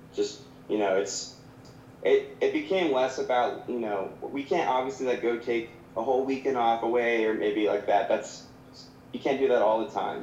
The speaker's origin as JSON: {"language": "English", "town": "Savannah", "region": "Georgia", "country": "United States", "tie": "born or raised there", "also_born_or_lived": "North Carolina / Augusta, Georgia", "said": "I grew up in Savannah"}